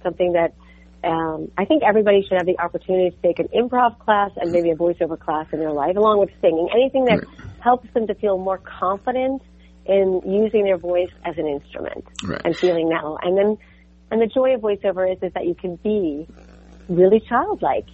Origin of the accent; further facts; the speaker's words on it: New York, United States; moved away as an adult; now in Los Angeles, United States; growing up in New York was like an incredible opportunity to be raised in a way that was way too much too early